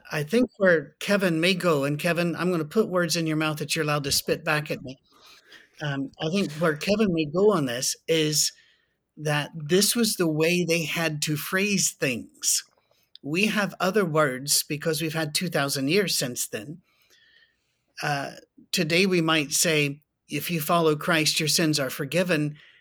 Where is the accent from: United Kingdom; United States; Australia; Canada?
United Kingdom; Scotland; I'm Scottish